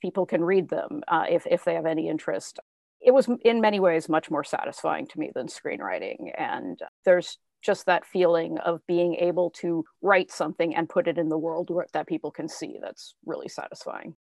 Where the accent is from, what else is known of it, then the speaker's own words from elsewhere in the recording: Spokane, Washington, United States; growing up in Spokane, Washington